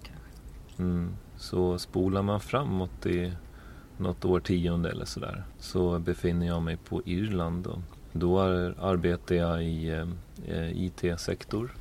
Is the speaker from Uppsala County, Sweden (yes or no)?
yes; Uppsala, Uppsala County, Sweden; så är jag född in i en eh, familj i Uppsala. Mor och far, båda lärare, växte upp där i en liten, ja man kan inte riktigt säga bysamhälle, men en liten, en liten ort